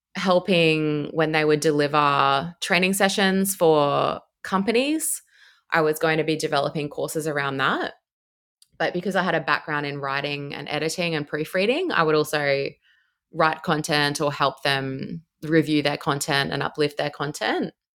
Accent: Brisbane, Queensland, Australia; moved away as an adult; now in Melbourne, Australia; I'm from Brisbane originally

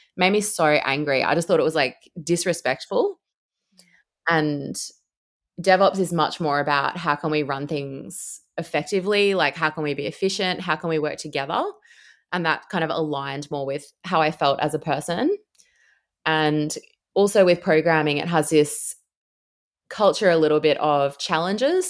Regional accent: Brisbane, Queensland, Australia; moved away as an adult; now in Melbourne, Australia; I'm from Brisbane originally

